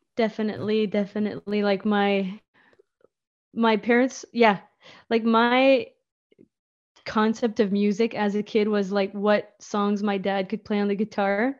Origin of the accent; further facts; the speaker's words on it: Memramcook, New Brunswick, Canada; also born or lived in Moncton; I grew up in Memrum Cook.